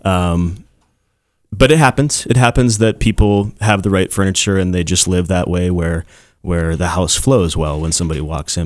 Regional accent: Castle Rock, Colorado, United States; I'm from Castle Rock

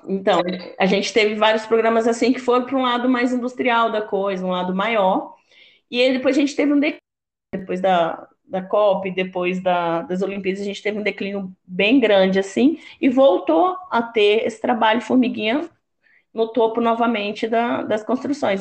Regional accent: Rondônia, Brazil; also born or lived in Pará / Mato Grosso; sou nortista, paraense, com orgulho, criada em Rondônia, formada no Mato Grosso.

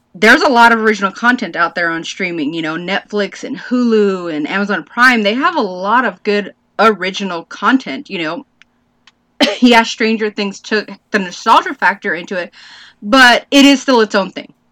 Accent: United States

